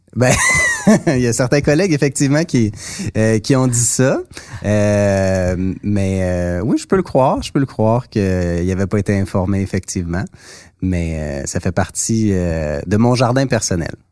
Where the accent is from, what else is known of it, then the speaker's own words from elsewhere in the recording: Mont-Saint-Hilaire, Quebec, Canada; j'ai grandi dans mon comté, j'ai grandi à Mont-Saint-Hilaire